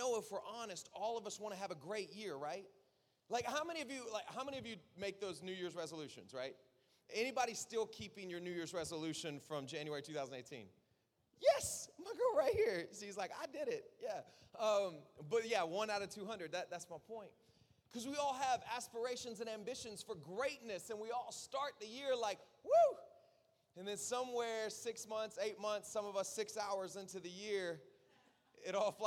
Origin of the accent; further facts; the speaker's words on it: South Florida, United States; I'm from South Florida